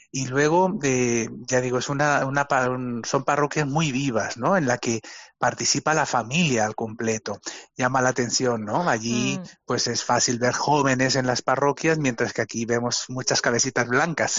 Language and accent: Spanish; Benidorm, Valencian Community, Spain; moved away as an adult; now in Chimbote, Peru; soy de Benidorm